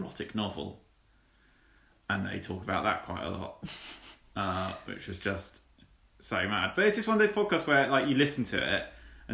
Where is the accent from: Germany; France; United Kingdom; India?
United Kingdom; England; as an English person